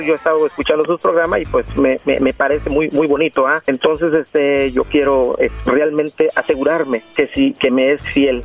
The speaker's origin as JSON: {"language": "Spanish", "country": "Mexico", "moved": "as an adult", "lives_now": "Los Angeles, United States", "said": "Yo soy mexicano de gusto Colorado"}